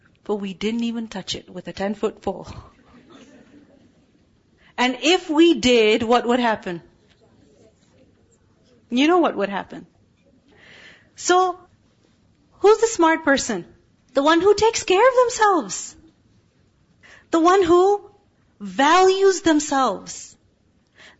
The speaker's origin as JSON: {"language": "English", "country": "Pakistan", "moved": "yes", "said": "I'm from Pakistan"}